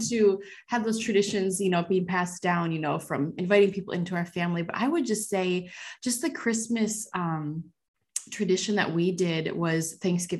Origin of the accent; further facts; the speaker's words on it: North Dakota, United States; I grew up in North Dakota, so it's always very snowy, very cold